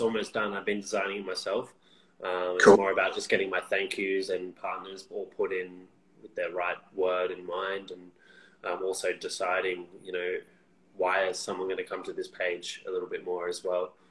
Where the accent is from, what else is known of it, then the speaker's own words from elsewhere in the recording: Canberra, Australian Capital Territory, Australia; my hometown, Canberra.